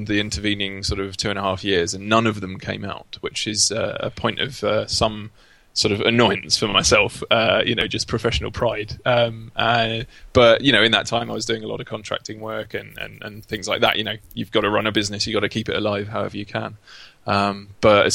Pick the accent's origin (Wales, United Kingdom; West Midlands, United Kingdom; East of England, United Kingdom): East of England, United Kingdom; Essex; moved away as an adult; also born or lived in Dundee; now in London, United Kingdom; I come from Essex, not far from London